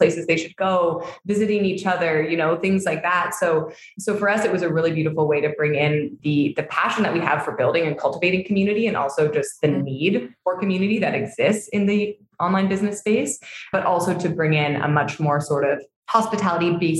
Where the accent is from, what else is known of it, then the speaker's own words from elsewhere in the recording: Hamilton, Ontario, Canada; moved away as an adult; now in Tulum, Mexico; We're both born and raised there, but didn't like know each other growing up